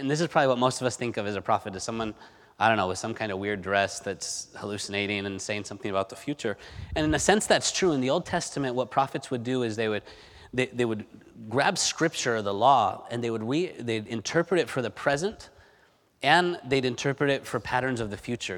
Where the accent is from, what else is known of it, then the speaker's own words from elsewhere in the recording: Spain; moved away; growing up in Spain